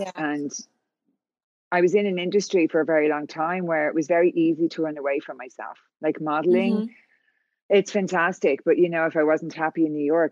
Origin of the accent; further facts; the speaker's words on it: Ireland; moved away as an adult; now in California, United States; So I'm from Ireland, as you can tell by the accent.